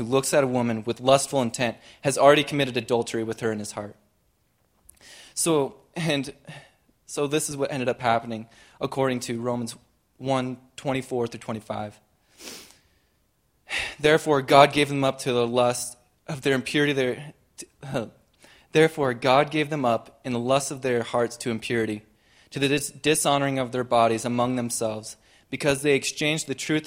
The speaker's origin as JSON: {"language": "English", "area": "Shorter", "region": "Montana", "country": "United States", "tie": "born or raised there", "said": "I was raised in Shorter, Montana"}